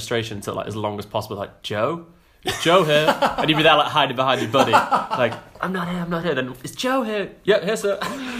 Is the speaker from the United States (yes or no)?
no; Knutsford, North West England, United Kingdom; born or raised there; also born or lived in Germany